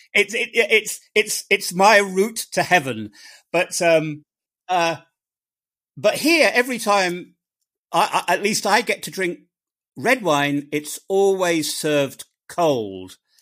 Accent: England, United Kingdom; I'm an Englishman

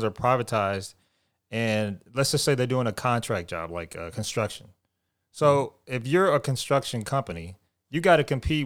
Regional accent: Houston, Texas, United States; I'm from Houston

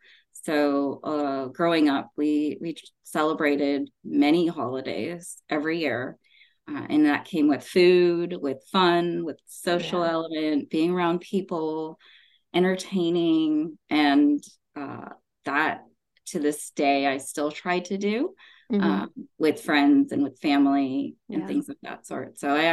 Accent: United States; If you're born here, you are the first generation. So I am first generation American Indian born here. So a lot of my upbringing is very culturally from India, right?

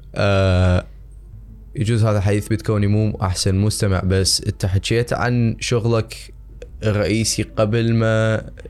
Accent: Iraq; إحنا كزبائن عراقيين

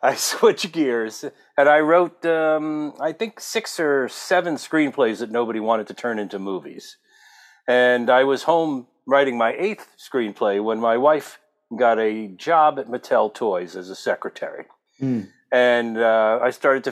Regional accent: New Jersey, United States; moved away as an adult; also born or lived in Brooklyn, New York / Texas; now in California, United States; I grew up on the East Coast, born in Brooklyn, and then formative years in New Jersey

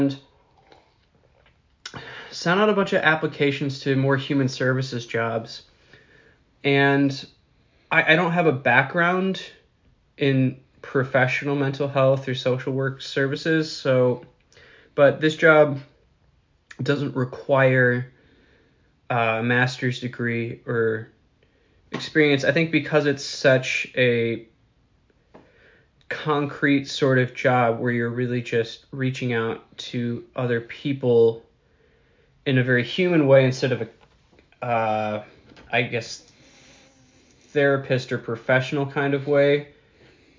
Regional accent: Milwaukee, Wisconsin, United States; I'm from Milwaukee, Wisconsin

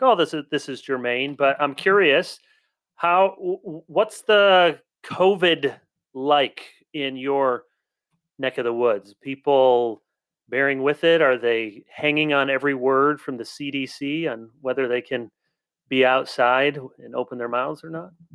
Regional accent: South Holland, Illinois, United States; I was born in South Holland, Illinois

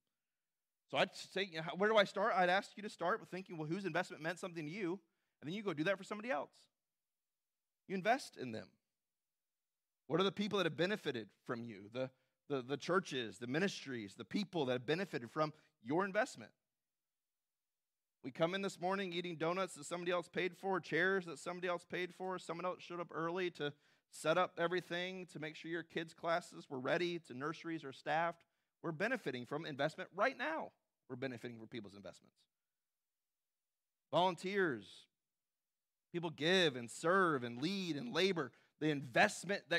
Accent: Southern California, United States; moved away as an adult; where I grew up in Southern California

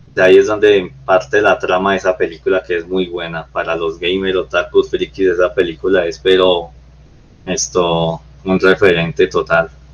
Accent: Colombia; todos somos aquí colombianos

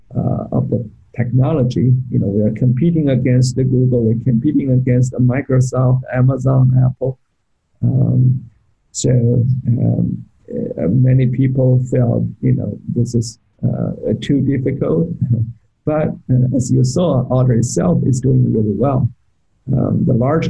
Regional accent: Beijing, China; moved away as an adult; now in United States; I grew up in Beijing.

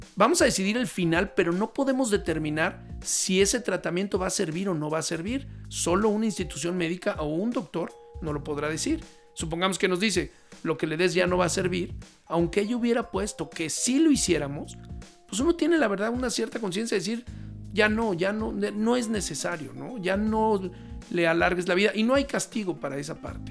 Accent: Mexico

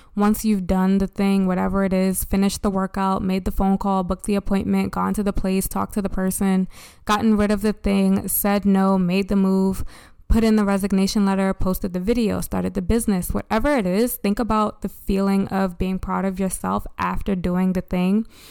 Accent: United States; As an American society

